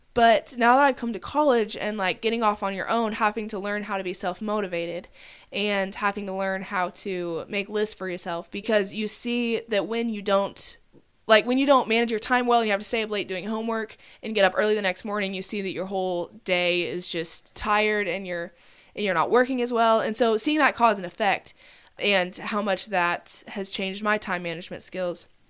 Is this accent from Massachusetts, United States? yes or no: no; Oklahoma, United States; I'm from Oklahoma, I could say I have six siblings